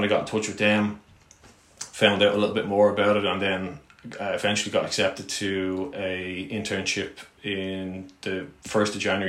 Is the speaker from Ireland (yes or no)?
yes; Ireland; like any young lad in Ireland, it's kind of like the GAA and soccer type background.